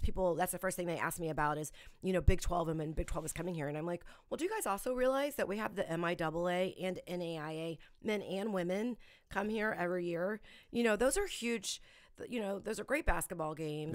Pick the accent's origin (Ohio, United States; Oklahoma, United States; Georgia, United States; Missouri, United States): Missouri, United States; Independence; I grew up in Independence. I grew up very close to the Royal Stadium